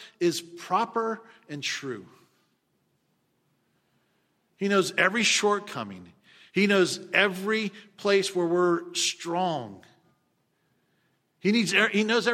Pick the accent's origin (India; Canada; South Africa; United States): United States; we as American Christians